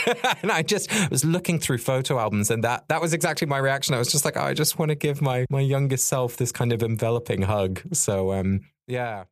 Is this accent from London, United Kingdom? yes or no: no; Sussex, South East England, United Kingdom; our natural landscape which I grew up in in Sussex